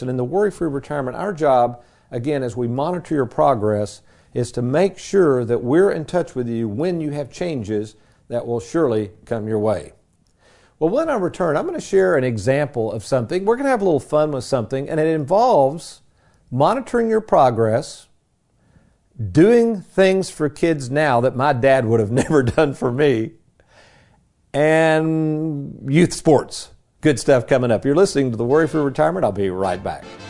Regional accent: Lexington, United States; my days growing up in Lexington as a kid

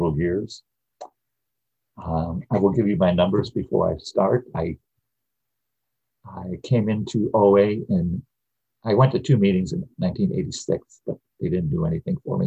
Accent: Midwest, United States; I grew up in the Midwest in the 50s and 60s

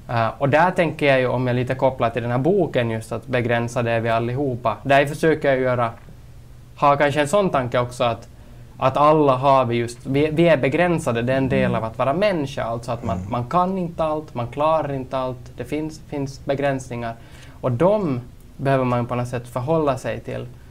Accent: Kolby, Ostrobothnia, Finland; also born or lived in Turku / Jakobstad; now in Vaasa, Finland; född och uppvuxen i Kolby

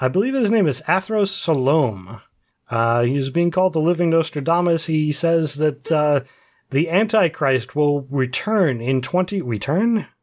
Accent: Central Ohio, United States; I am from Central Ohio

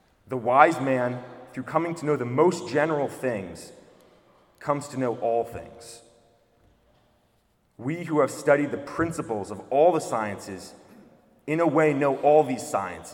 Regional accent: United States; I'm also American. I only speak one language.

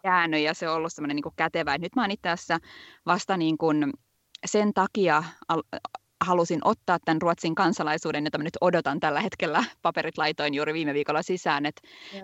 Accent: Vantaa, Uusimaa, Finland; moved away as an adult; also born or lived in England; now in Sweden; Mä oon Vantaalta alun perin kotoisin

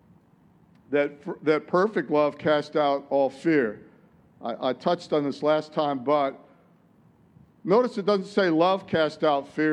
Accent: Detroit, Michigan, United States; In Detroit, where I come from, it's like, tell it like it is. I'm from Detroit

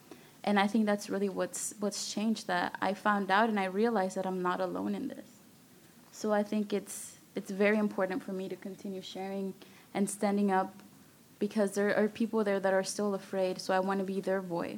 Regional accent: Austin, Texas, United States; Yeah, so I grew up in East Austin and Riverside near Town Lake

